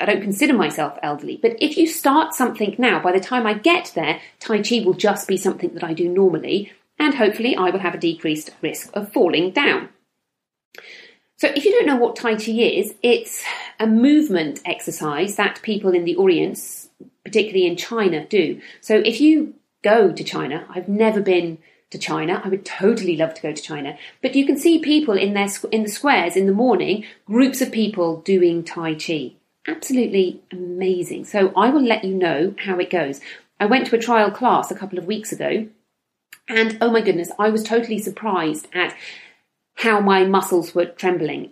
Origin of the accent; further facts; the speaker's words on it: United Kingdom; I'm from the United Kingdom, where everybody drinks tea